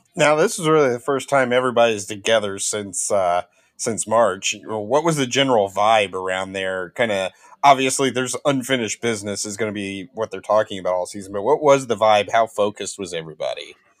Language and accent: English; Kokomo, Indiana, United States; I'm from Kokomo.